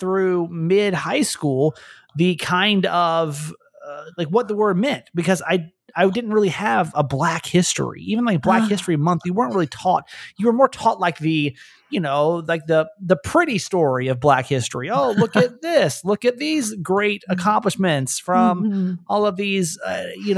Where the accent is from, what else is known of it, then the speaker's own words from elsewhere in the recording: Atlanta, Georgia, United States; I grew up in Atlanta